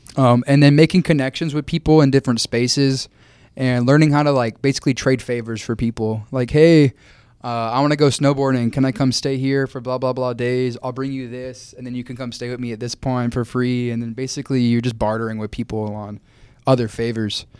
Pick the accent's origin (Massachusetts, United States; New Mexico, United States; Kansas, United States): Kansas, United States; Wichita; moved away as an adult; also born or lived in Tampa, Florida; I grew up near McConnell Air Force